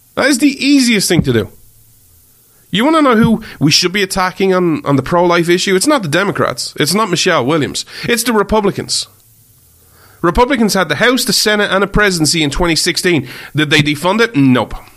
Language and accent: English; Ireland; I'm Irish